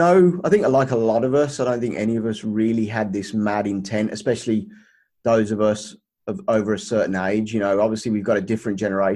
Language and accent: English; Birmingham, West Midlands, United Kingdom; now in Los Angeles, United States; As you can tell from my accent, that is not originally where I am from. But I was originally brought up in Birmingham, England, United Kingdom.